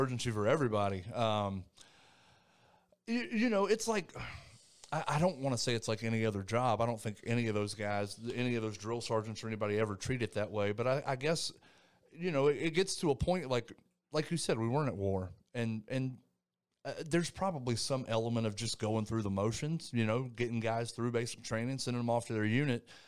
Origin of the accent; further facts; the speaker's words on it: Thomasville, North Carolina, United States; moved away as an adult; I was born and raised in North Carolina, uh, little place called Thomasville, North Carolina.